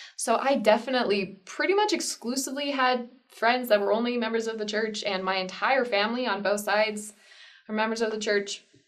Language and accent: English; Arizona, United States; I was raised in Arizona and I from a small town, 5,000 people